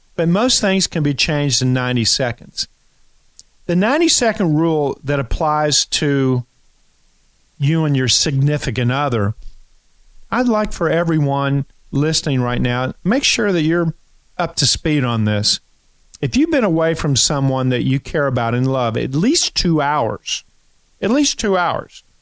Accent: Kentucky, United States; I'm from Kentucky

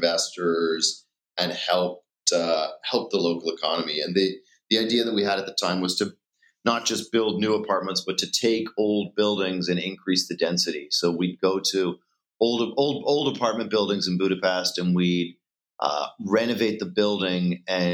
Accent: Dublin, Leinster, Ireland; moved away as an adult; I grew up in Dublin in Ireland, just outside the city

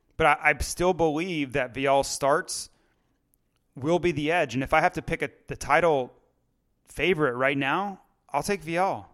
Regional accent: United States; I'm an American.

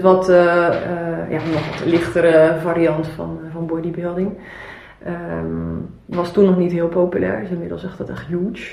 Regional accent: Zeeland, Netherlands; ik ben opgegroeid in Zeeland

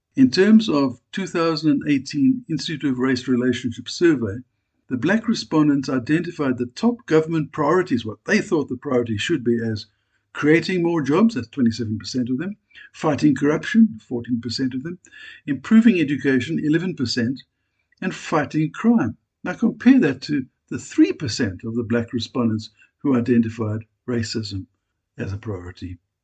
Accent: South Africa; I'm a South African

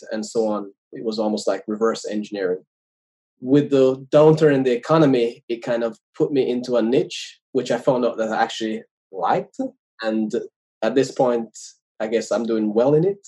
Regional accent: Jamaica; moved away as an adult; now in United States; I was born in Jamaica. I went to school there

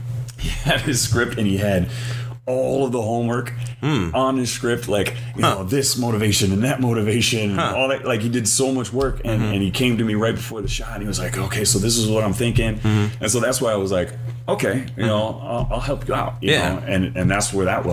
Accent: Ewa Beach, Hawaii, United States; also born or lived in Maryland; I was born in Maryland. And then I was raised here in Hawaii

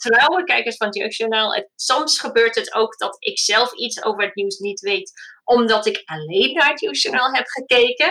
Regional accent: United Kingdom; first language English; Dutch is a second language; now in Netherlands; Mijn man en ik zijn allebei Engelstalig. We komen allebei uit Groot-Brittannië

